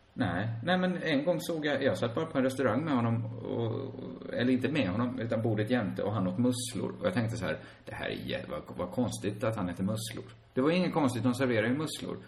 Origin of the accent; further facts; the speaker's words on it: Sweden; både du och jag är ju födda i Sverige och vi lever i Sverige